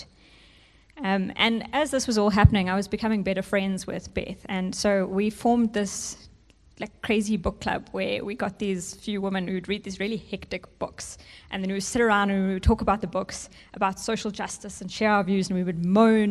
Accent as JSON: {"language": "English", "country": "South Africa", "tie": "born or raised there", "first_language": "English", "said": "growing up in South Africa, you become confronted with the reality"}